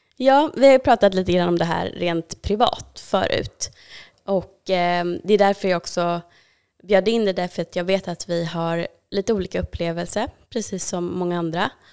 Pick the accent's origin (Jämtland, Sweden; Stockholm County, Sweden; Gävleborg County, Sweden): Stockholm County, Sweden; Täby; jag växte upp i Täby